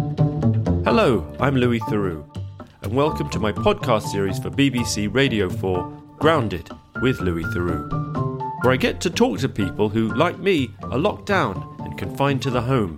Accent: London, United Kingdom; I grew up in South London

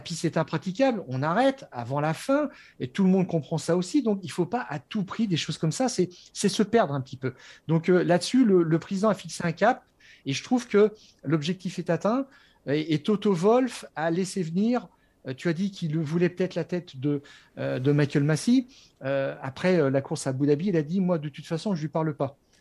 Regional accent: France; je suis Français

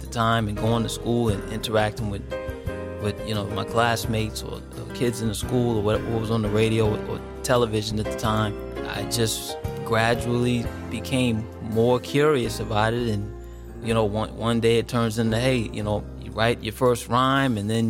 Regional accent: Washington, District of Columbia, United States; I'm from Washington D.C.

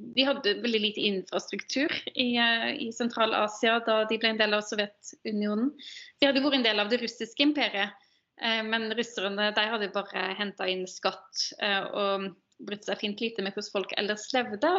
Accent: Ølen, Rogaland, Norway; moved away; jeg ble født og oppvokst i Ølen kommune, som er en del av Hordaland.

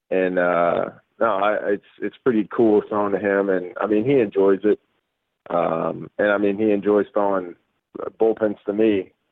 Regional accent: Guam; born there; so my dad was in the military for 30 years, uh, and that's why I was born in Guam.

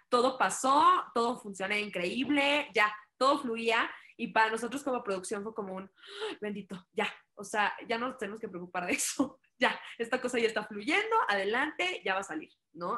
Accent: Mexico; como mexicanos

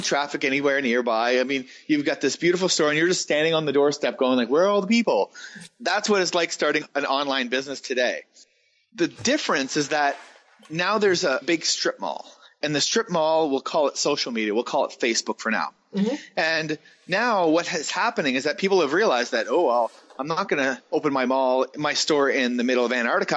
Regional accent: East Coast of Canada, Canada; moved away as an adult; I decided to move back to my hometown, which is in the east coast of Canada

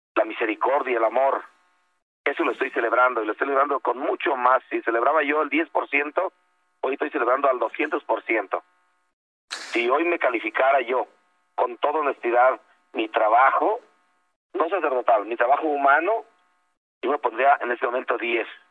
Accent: Tancítaro, Michoacán, Mexico; mi pueblo, yo soy de Tancítaro

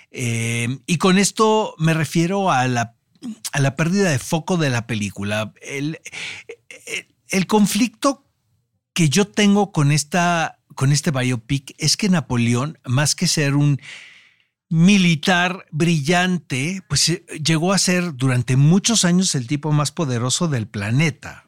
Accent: Mexico; a nosotros como mexicanos

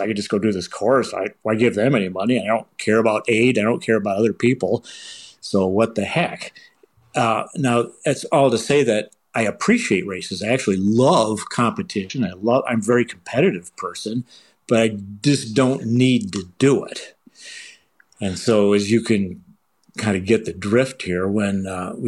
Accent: Michigan, United States; now in Boulder, United States; I'm originally from Michigan

